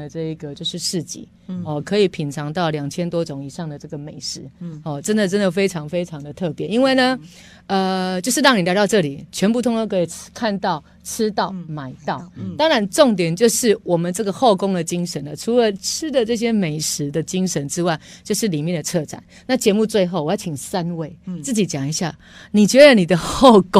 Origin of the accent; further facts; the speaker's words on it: Yunlin County, Taiwan; 这个就是我们云林人的精神哦。